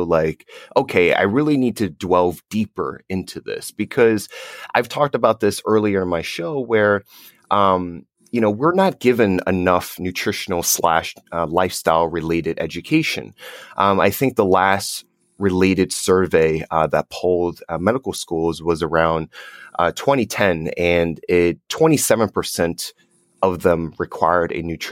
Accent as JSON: {"language": "English", "region": "New Jersey", "country": "United States", "tie": "born or raised there", "said": "My dad and I, we grew up in New Jersey"}